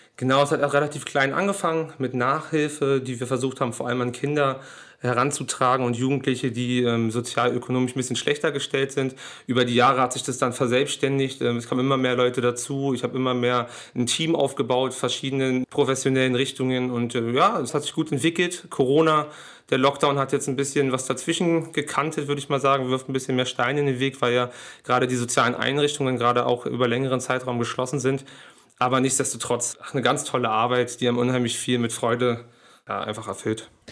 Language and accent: German; Berlin, Germany; wir sind äh, hier groß geworden in Neukölln